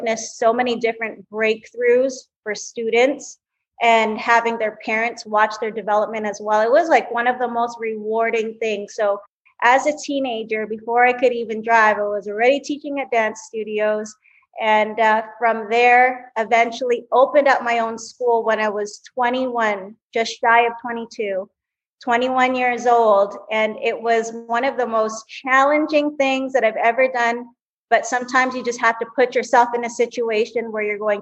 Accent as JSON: {"language": "English", "town": "Vancouver", "region": "British Columbia", "country": "Canada", "tie": "born or raised there", "said": "I am actually a Canadian. So I was born and raised in Vancouver, Canada"}